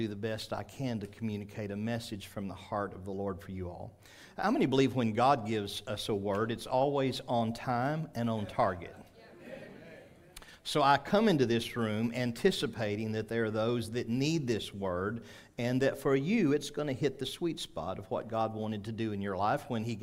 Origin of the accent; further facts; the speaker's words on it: Arkansas, United States; we're from Arkansas